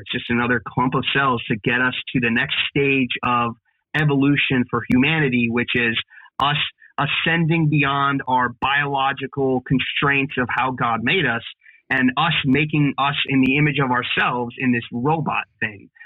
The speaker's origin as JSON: {"language": "English", "region": "Pennsylvania", "country": "United States", "said": "here in Pennsylvania, and that's that's my home state"}